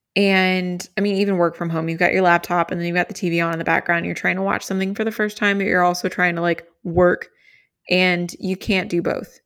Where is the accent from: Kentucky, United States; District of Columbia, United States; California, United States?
Kentucky, United States; I grew up in Kentucky, and that's, like, a southern thing.